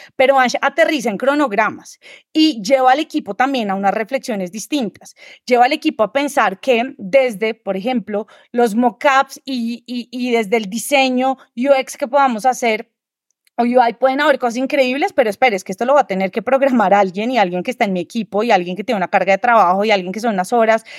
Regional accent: Colombia; Yo soy diseñadora colombiana

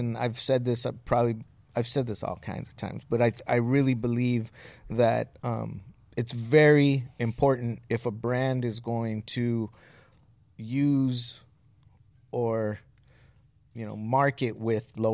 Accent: Southern California, United States; as kids growing up in Southern California

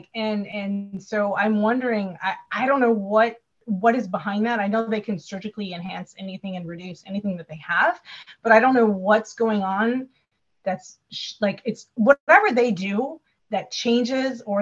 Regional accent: Wisconsin, United States; I'm from Wisconsin

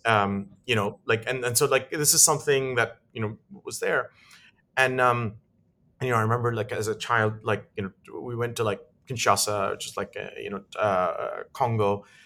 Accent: Lusaka, Lusaka Province, Zambia; moved away; I grew up in Africa

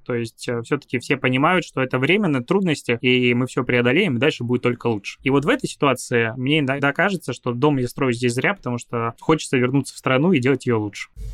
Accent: Belarus; moved away as an adult; also born or lived in Crimea / Minsk; now in Saint Petersburg, Russia; я вообще родился в Крыму и тут просто вырос

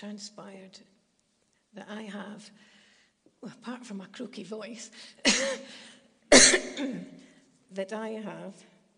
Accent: Glasgow, Scotland, United Kingdom; moved away; also born or lived in Kenilworth; I'm originally from Glasgow

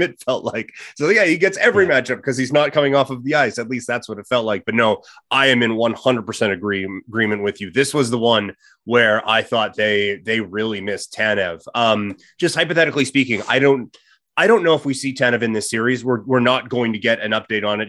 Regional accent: Saskatchewan, Canada; I grew up in Saskatchewan. I, I speak farmer

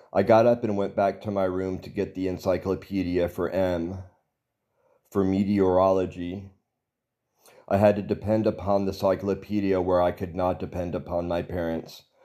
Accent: Texas, United States; I was born in Texas and raised Southern Baptist

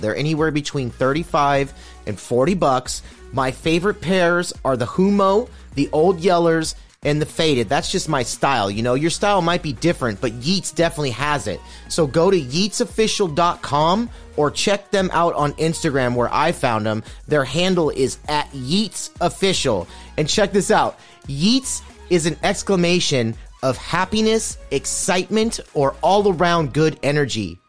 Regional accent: California, United States; tell them I'm from California.

